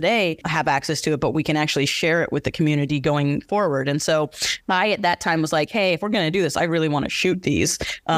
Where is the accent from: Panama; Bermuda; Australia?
Bermuda; also born or lived in London; now in Los Angeles, United States; born and raised in Bermuda